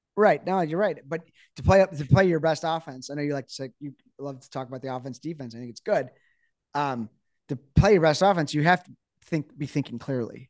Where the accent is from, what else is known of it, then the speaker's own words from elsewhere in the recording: United States; As an American